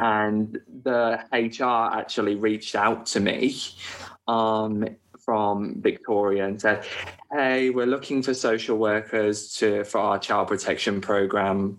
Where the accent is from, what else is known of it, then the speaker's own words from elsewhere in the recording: United Kingdom; moved away as an adult; now in Australia; as a Brit